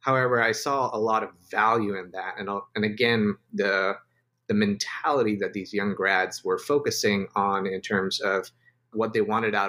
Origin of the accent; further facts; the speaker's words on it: Dubai, United Arab Emirates; also born or lived in India / Yemen / Spain; now in United States; So I was born in India, grew up in Dubai, lived in Yemen and Spain, and now finally reside in the US.